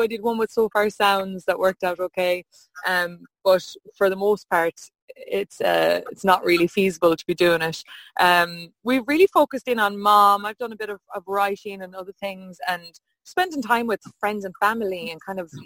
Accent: Hollymount, Connacht, Ireland; I'm from Hollymount best oh. little town in Mayo. It's between Claremorris and Ballinrobe, South Mayo.

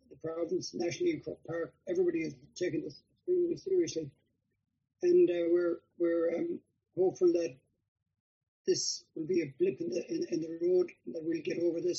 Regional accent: Mayo, Connacht, Ireland; I'm from Mayo.

